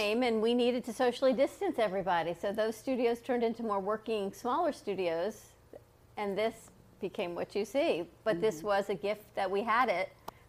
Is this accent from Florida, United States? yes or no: yes; Fort Lauderdale, Florida, United States; I grew up in Fort Lauderdale.